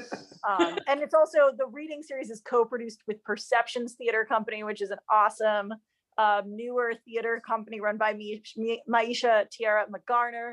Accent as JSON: {"language": "English", "town": "Chicago", "region": "Illinois", "country": "United States", "tie": "born or raised there", "also_born_or_lived": "Los Angeles, United States", "said": "I was born in the United States in Tarongelis and grew up mostly in the suburbs of Chicago."}